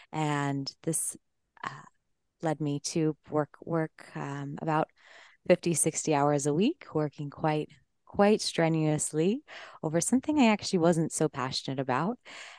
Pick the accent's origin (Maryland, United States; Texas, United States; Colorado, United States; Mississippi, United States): Colorado, United States; I'm originally from Colorado, and yeah, just grew up fairly normal life, I would say.